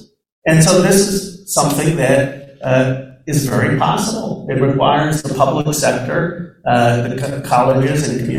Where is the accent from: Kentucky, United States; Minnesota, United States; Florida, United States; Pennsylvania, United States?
Pennsylvania, United States; And I grew up in Bucks County, Pennsylvania.